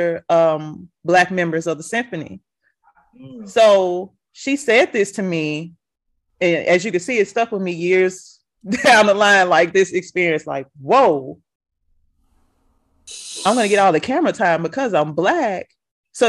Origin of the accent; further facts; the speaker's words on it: Memphis, Tennessee, United States; moved away; also born or lived in Nashville, Tennessee; I grew up in Memphis, Tennessee, Black city